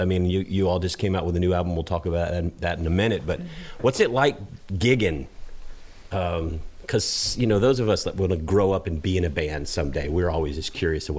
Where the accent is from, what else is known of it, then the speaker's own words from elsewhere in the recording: Georgia, United States; now in Texas, United States; I'm originally from Georgia